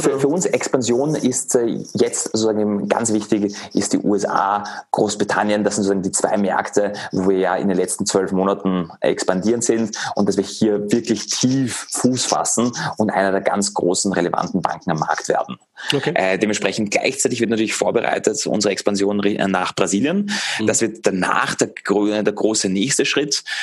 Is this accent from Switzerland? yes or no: no; Vienna, Austria; now in Germany; ich bin ursprünglich aus Wien, aus Österreich.